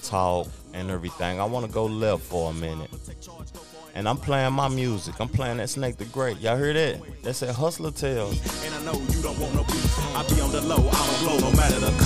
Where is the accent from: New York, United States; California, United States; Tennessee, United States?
Tennessee, United States; Knoxville; moved away; I never moved back to Knoxville